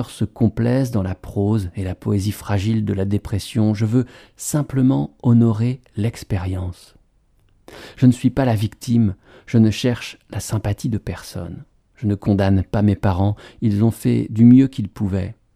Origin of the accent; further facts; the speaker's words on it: Colorado, United States; J'ai grandi dans le Colorado, au milieu des montagnes.